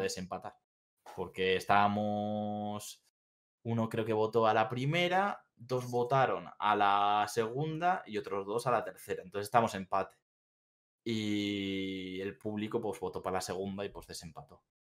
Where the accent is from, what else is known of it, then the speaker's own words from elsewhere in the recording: Bilbao, Basque Country, Spain; moved away as an adult; now in Seville, Spain; Yo soy de Bilbao, yo soy del norte